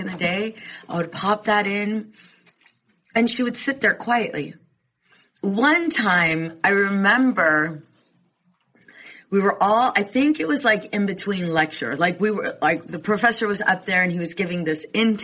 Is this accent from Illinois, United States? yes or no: no; Southern California, United States; moved away as an adult; also born or lived in New York; I'm from Southern California.